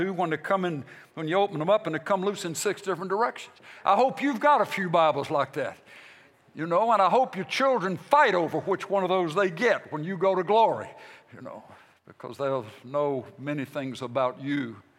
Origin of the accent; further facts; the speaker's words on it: United States; I'm a Christian, and then I'm an American